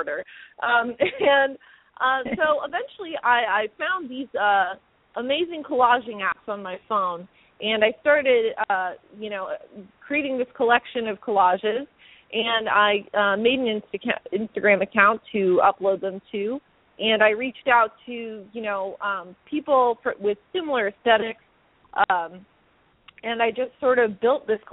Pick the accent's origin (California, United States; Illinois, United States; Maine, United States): California, United States; Los Angeles; I'm from L.A. I'm from the Valley.